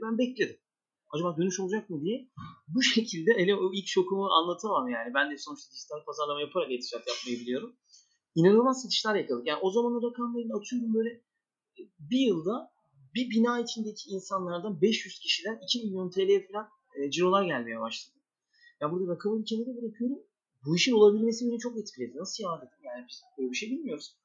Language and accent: Turkish; Istanbul, Turkey; 1984 İstanbul doğumluyum